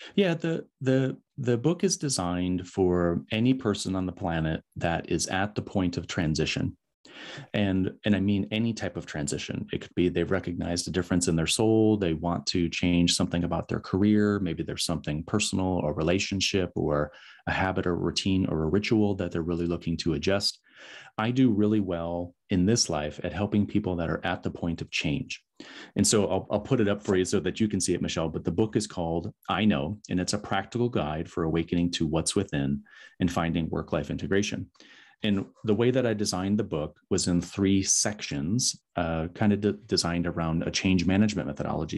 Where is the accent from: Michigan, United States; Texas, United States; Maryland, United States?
Michigan, United States; West; moved away; my hometown in West Michigan